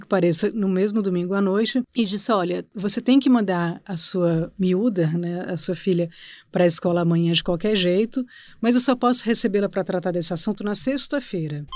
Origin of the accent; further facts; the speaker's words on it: Brazil; also born or lived in Portugal; now in São Paulo, Brazil; nós somos brasileiros de classe média, brancos